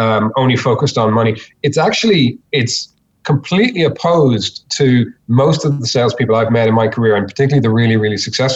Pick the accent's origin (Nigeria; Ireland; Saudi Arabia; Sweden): Ireland; moved away as an adult; now in Australia; I'm not originally from Australia. I'm originally from Ireland. Came over